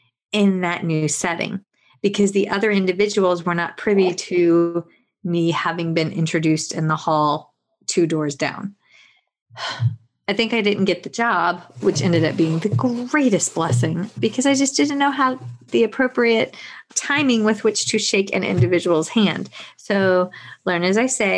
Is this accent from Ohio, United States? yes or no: no; Virginia, United States; now in South Carolina, United States; I am not from South Carolina. I'm from Virginia